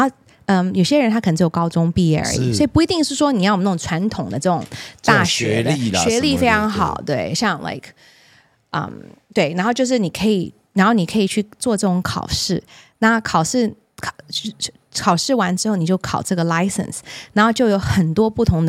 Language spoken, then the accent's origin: Chinese; Taiwan; 我们台湾人就可以买到很多绿色相关的投资型商品了。因为现在台湾的市场有点扭曲